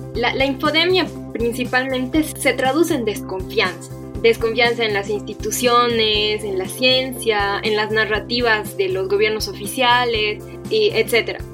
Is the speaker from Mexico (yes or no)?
no; Bolivia; como bolivianos